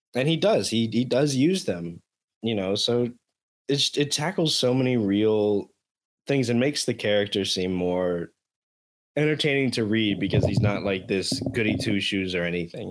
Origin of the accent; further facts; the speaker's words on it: Miami, Florida, United States; moved away; born and raised in Miami